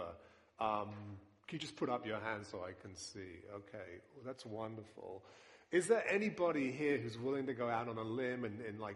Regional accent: United Kingdom; accent: British; now in New York, United States; my British accent

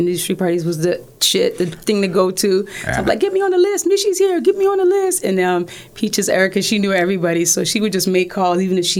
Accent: Newark, New Jersey, United States; So it was all those moments that I enjoyed growing up on Smith Street, Newark, East Orange. And then I still go back now in Rahway and New Jersey. So I'm very much a New York, New Jersey girl.

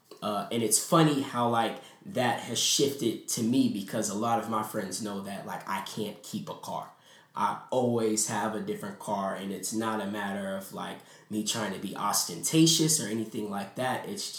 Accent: California, United States; now in Stone Mountain, United States; So I'm originally from California.

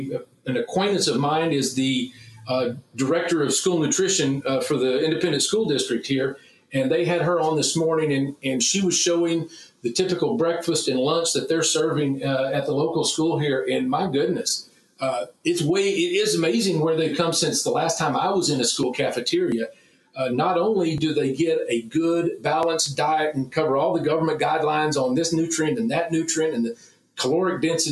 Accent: Texas, United States; Well, you can imagine how as a Texan first and as a meat scientist and a meat industry advocate, you can imagine how I feel about meatless Mondays anywhere.

